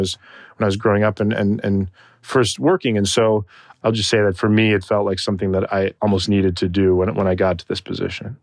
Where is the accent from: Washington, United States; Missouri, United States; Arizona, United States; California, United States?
Arizona, United States; Tucson; moved away; I was raised in Tucson, Arizona for the majority of my childhood